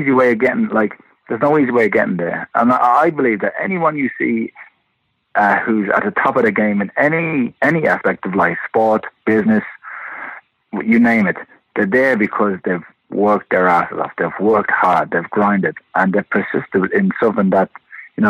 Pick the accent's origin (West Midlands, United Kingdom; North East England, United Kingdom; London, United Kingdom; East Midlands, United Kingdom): London, United Kingdom; moved away; also born or lived in Limerick, Ireland / Detroit, United States; I was born in London and started boxing in the Repton Amateur Boxing Club, which is in East London, Bethnal Green